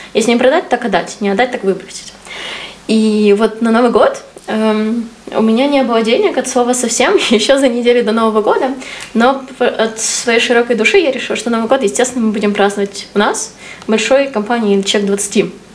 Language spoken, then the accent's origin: Russian; Ukraine; ты тут сидишь в максимальной своей культуре, то есть ты вот в городе, где ты вырос, там, с людьми, которые, на которых ты вырос, на там, историях, литературах, в которых ты вырос